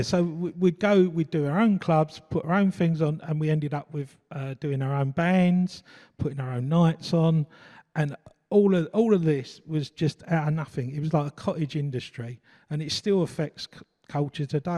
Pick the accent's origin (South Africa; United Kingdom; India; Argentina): United Kingdom; London; I come from East London, uh, brought up in Forest Gate, uh, families from Bow